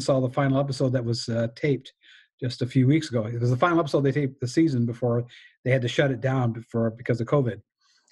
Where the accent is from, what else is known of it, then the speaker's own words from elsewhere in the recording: Michigan, United States; I grew up in Michigan